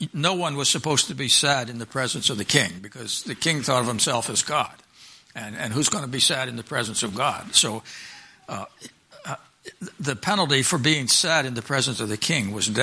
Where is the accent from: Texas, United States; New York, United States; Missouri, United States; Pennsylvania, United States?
Pennsylvania, United States; I grew up in Pennsylvania